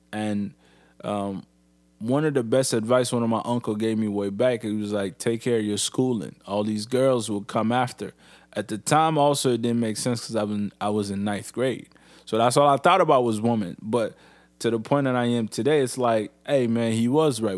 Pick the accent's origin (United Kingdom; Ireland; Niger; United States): Niger; now in Canada; I'm in Canada, but Niger is really my home